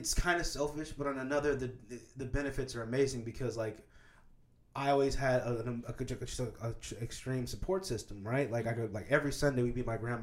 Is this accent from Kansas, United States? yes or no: yes; Kansas, United States; moved away; I grew up in Kansas